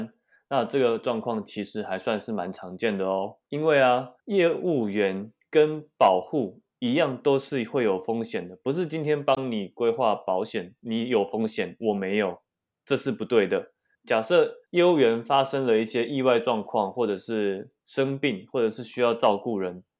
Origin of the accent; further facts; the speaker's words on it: Taoyuan, Taiwan; 哎，为什么我桃园人不能买？我也是善良的公民啊